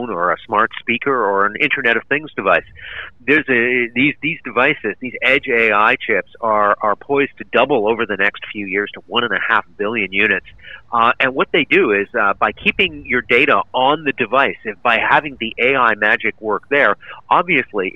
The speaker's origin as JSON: {"language": "English", "town": "Vancouver", "region": "British Columbia", "country": "Canada", "tie": "born or raised there", "said": "I grew up in Vancouver"}